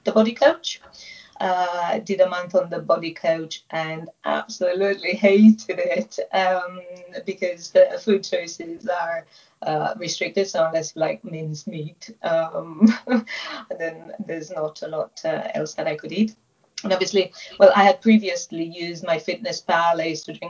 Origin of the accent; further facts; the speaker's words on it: Romania; moved away as an adult; also born or lived in England; now in Oxfordshire, United Kingdom; I originally come from Romania, but have lived in England for almost 15 years now.